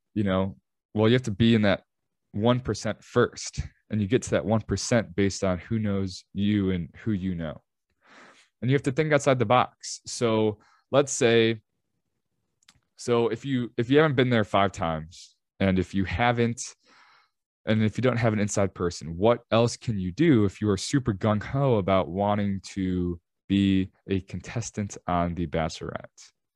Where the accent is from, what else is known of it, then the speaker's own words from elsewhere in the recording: Chicago, Illinois, United States; I'm from Chicago